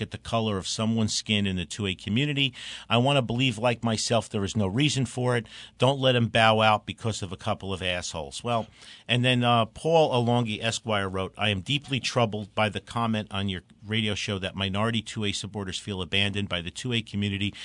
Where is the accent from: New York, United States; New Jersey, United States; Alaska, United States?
New Jersey, United States; Newark; I grew up in Newark